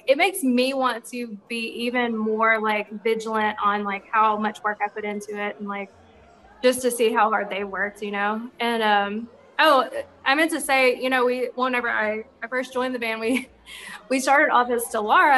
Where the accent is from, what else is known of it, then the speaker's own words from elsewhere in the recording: Little Rock, Arkansas, United States; we're from Arkansas, I'm from Little Rock